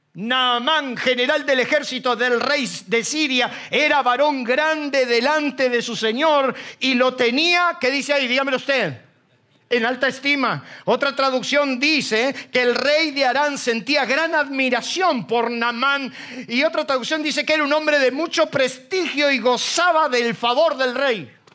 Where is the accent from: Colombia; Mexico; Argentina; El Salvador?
Argentina; Isidro Casanova, Buenos Aires Province; soy un paisano de Casanova